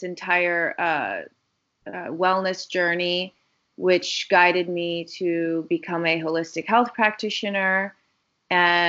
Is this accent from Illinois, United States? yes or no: yes; Chicago, Illinois, United States; I grew up in Chicago, Illinois